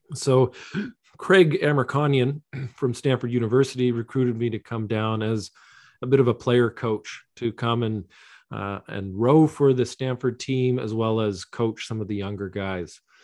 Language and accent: English; London, Ontario, Canada; I grew up in London, Ontario, in Southwestern Ontario